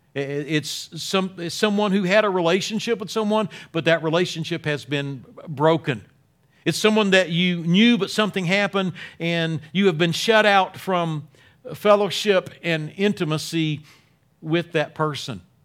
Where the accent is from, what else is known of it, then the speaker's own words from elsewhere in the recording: Wilmington, North Carolina, United States; I'm from Wilmington, North Carolina. Uh, in my early teens, started going to Grace Baptist Church there